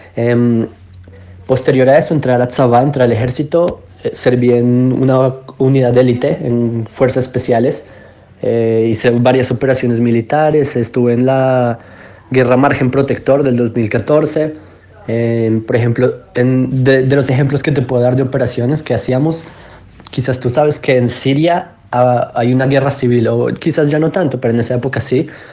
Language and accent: Spanish; Bogotá, Colombia; moved away as an adult; now in Israel; yo originalmente nací en Colombia, crecí en Bogotá